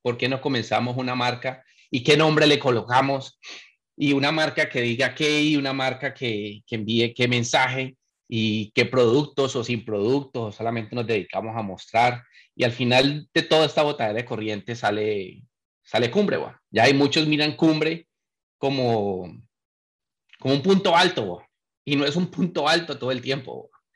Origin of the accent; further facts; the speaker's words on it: Colombia; moved away; he vivido fuera muchos años. nací allá y lo viví